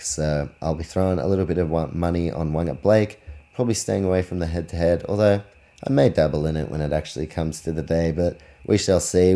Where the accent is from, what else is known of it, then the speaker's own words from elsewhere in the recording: New Zealand; I'm from New Zealand